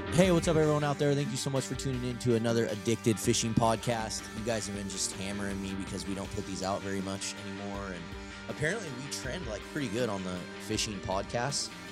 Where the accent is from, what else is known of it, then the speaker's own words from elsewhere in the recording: Vancouver, Washington, United States; also born or lived in Longview, Washington / Battle Ground, Washington; I was from, like, downtown Vancouver